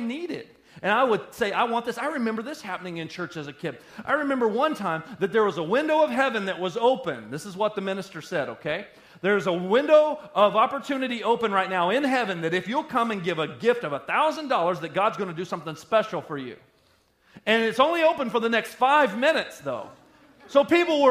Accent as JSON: {"language": "English", "area": "Sheboygan County", "region": "Wisconsin", "country": "United States", "said": "We're all from Sheboygan County"}